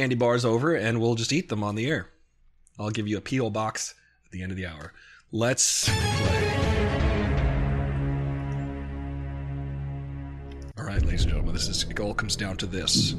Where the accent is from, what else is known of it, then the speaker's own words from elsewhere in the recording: New York, United States; I'm from New York